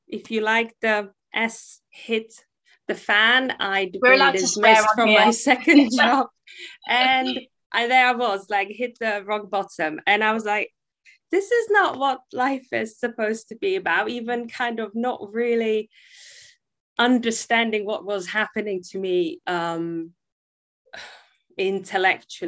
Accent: Prague, Czechia; English is a second language; moved away as an adult; now in United Kingdom; I'm originally from the Czech Republic, from Prague. I spent half my life there, growing up in a wonderful family

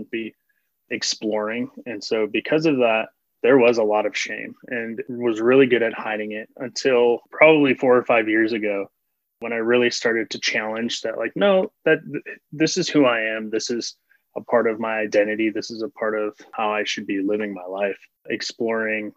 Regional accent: Chicago, Illinois, United States; I grew up in the Chicagoland area

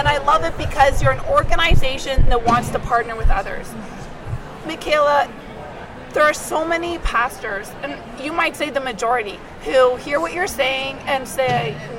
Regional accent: Canada; now in Palm Beach County, United States; I'm from Canada

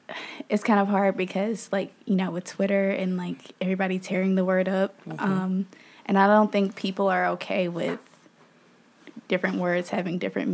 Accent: Memphis, Tennessee, United States; I am from Memphis, Tennessee, born and raised. I went to undergrad in Memphis at this little bitty Catholic school called Christian Brothers University.

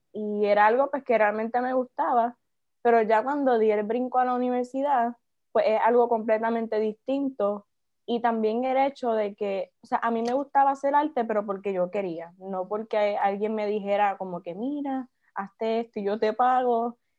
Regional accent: Naranjito, Puerto Rico; Soy de Naranjito, tengo 20 años, soy estudiante universitaria

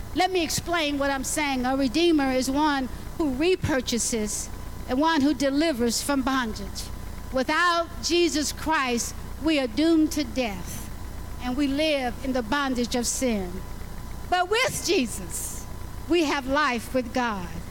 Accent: Alabama, United States; I was born in Alabama

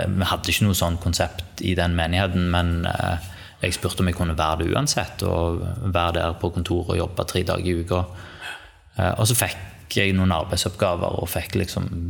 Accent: Sandnes, Rogaland, Norway; also born or lived in Bryne; Oppvokst eh, her i Sandnes, som vi sitter nå

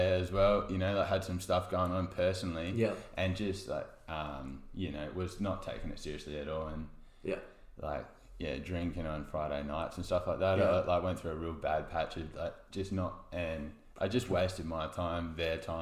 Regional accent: Gawler, South Australia, Australia; I am from Gawler and like Gawler boy

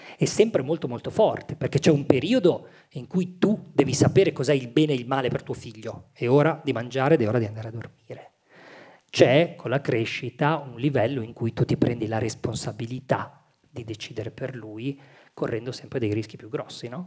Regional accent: Milan, Lombardy, Italy; una stessa matrice pugliese, anche se io sono nato a Milano

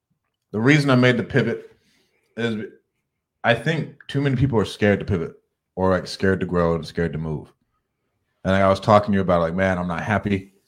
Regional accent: Clovis, California, United States; I'm from Clovis, but I've just bought 2 homes in Ohio.

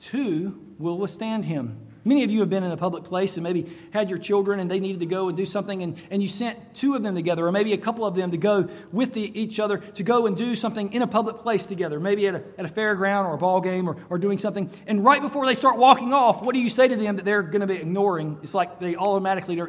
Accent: North Carolina, United States; now in Florida, United States; I grew up in North Carolina, and there were cold nights in North Carolina.

